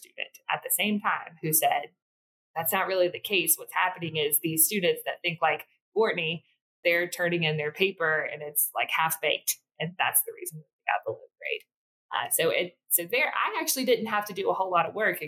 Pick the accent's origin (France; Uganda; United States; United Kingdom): United States; South Mississippi; I born and raised in South Mississippi